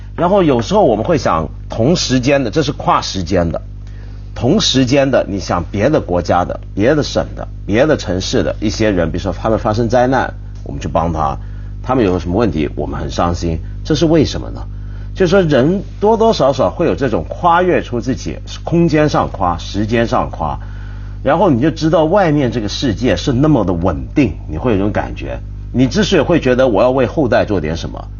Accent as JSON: {"language": "Chinese", "country": "Taiwan", "tie": "born or raised there", "said": "我小时候在台湾街头啊"}